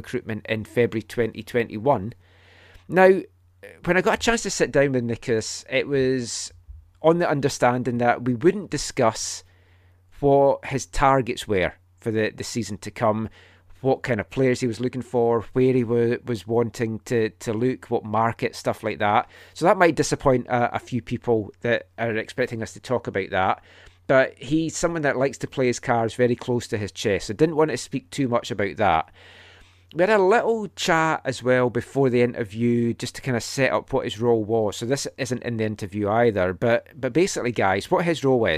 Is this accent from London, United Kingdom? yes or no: no; Scotland, United Kingdom; moved away; When I was growing up in Scotland